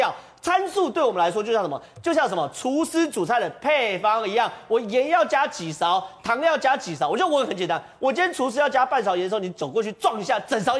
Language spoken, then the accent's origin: Chinese; northern Taiwan, Taiwan; 所以变成说我北部人，我们其实很对不起南部，